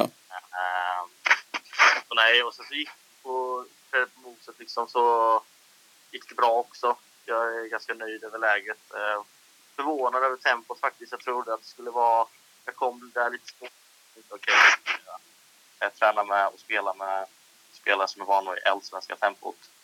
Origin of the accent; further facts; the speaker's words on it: Ljungby, Kronoberg County, Sweden; also born or lived in Holmsö / Växjö; sitter just nu i en, ett pojkrum i Ljungby. Ehm, ja. Och det är här jag är uppväxt också